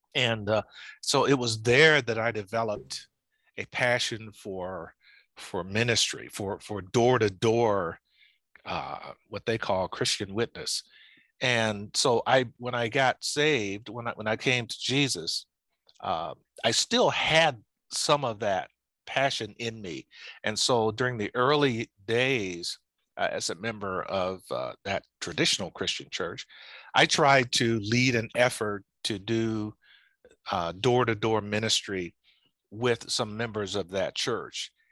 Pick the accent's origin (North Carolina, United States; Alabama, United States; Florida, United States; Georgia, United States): Alabama, United States; Lowndes County; I was born in Alabama in a place called Lowndes County